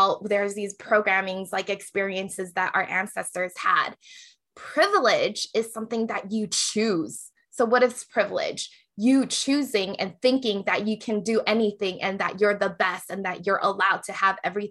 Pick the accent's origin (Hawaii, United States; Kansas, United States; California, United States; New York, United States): Hawaii, United States; now in Las Vegas, United States; I grew up in Hawaii and Asians were the majority